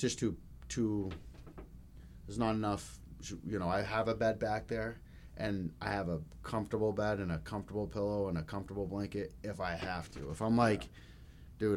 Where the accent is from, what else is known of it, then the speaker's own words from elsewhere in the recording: Denver, Colorado, United States; now in Maine, United States; I'm from Denver, Colorado. The west side of Denver, it was pretty rough growing up.